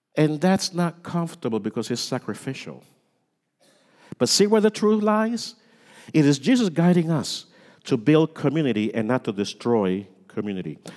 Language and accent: English; United States; we're American